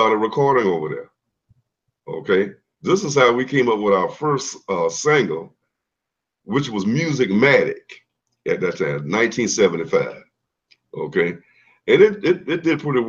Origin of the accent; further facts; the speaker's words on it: Savannah, Georgia, United States; also born or lived in Atlanta, Georgia; my home is Savannah, Georgia